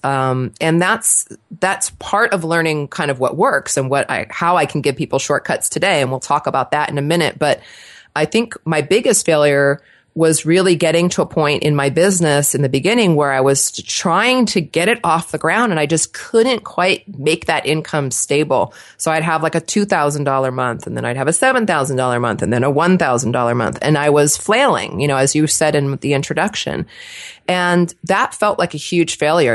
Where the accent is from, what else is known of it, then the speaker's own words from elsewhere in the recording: Los Angeles, California, United States; accent: Valley girl; moved away as an adult; also born or lived in New Jersey; now in Portland, United States; I was actually born in New Jersey, transplanted to Los Angeles, so I was raised in Southern California by two New Yorkers